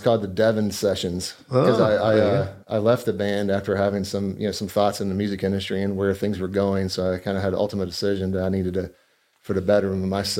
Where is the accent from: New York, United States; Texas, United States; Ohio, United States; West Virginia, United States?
West Virginia, United States; moved away as an adult; also born or lived in North Carolina; And moved to West Virginia at an infant age. Lived there until I went through college. Graduated there from, I guess I moved when I was 23 years old.